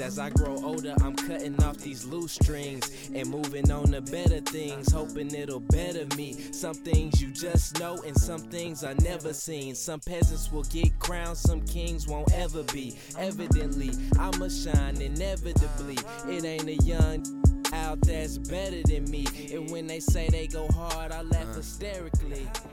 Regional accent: Dallas, Texas, United States; moved away as an adult; now in Philadelphia, United States; I'm from Dallas, Texas, and I go to Philadelphia

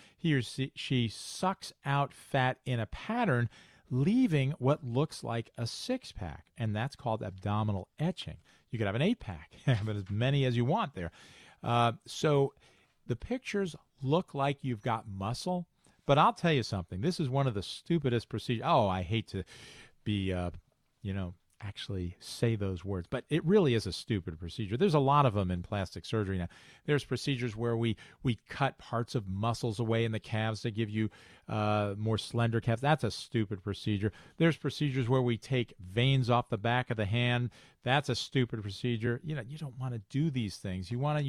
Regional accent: Chicago, Illinois, United States; accent: Chicago; So I call it liposuction. And that's my Chicago accent.

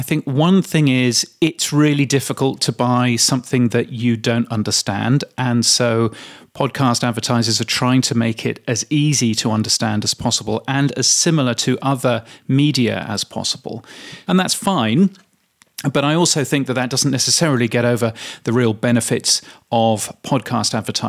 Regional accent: United Kingdom; Now, that is actually quite high as a Brit. As a Brit, we were used to 5% to 4% of the display market for radio in particular.

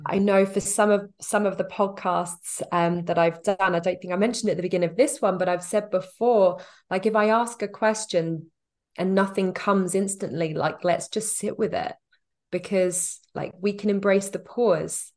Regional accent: United Kingdom; moved away as an adult; We have been back to the U K every summer

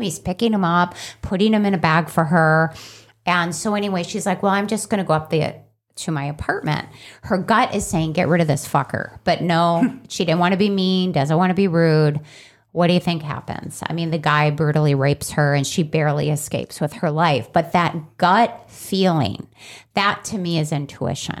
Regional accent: Chicago, Illinois, United States; growing up in Chicago

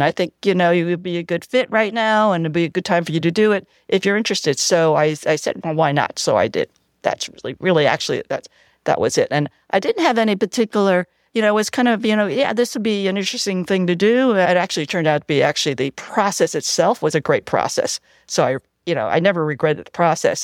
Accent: New York City, New York, United States; also born or lived in Cleveland, Ohio; now in Alameda, United States; I grew up in the Lower East Side of Manhattan

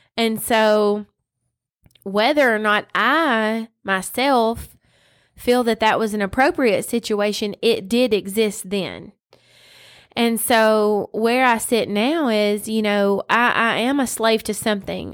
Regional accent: West Tennessee, United States; born or raised there

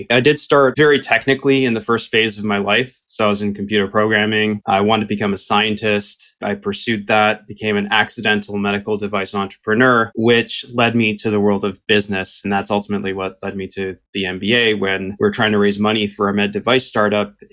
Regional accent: Canada; English is a second language; also born or lived in Romania / South Korea; born quite a few decades ago in Romania, emigrated quite early to Canada, spent a bit of my childhood growing up in South Korea of all places

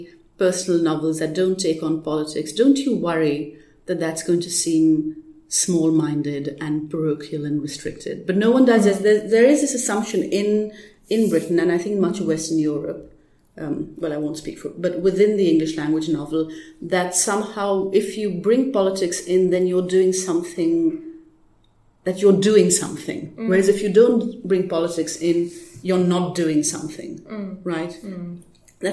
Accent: Pakistan; moved away; I didn't grow up here. I grew up in Pakistan.

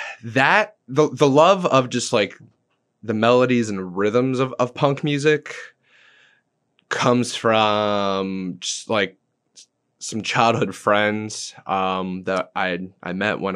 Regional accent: England, United Kingdom; now in Brandon, United States; So of all places, we moved from England to Brandon, Florida. It wasn't even Tampa.

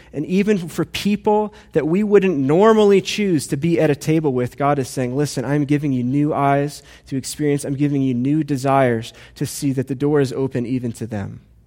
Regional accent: United States; I love being an American

